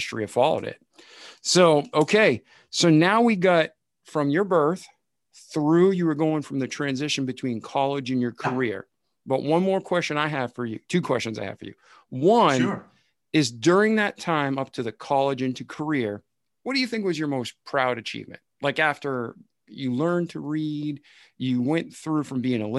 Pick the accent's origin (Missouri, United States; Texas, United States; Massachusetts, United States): Massachusetts, United States; outside of Boston; I grew up outside of Boston.